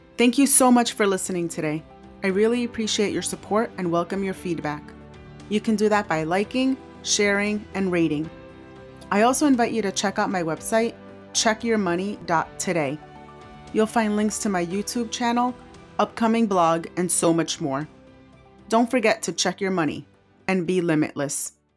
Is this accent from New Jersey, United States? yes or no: yes; New Jersey, United States; I grew up in Jersey